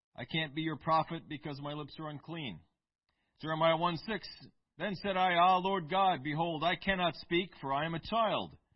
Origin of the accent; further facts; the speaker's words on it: United States; I'm American